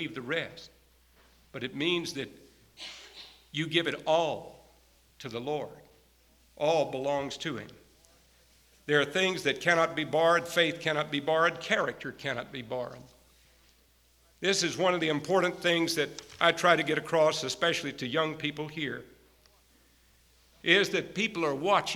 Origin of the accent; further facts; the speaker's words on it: Texas, United States; moved away; I grew up out in Texas under some pretty good country preaching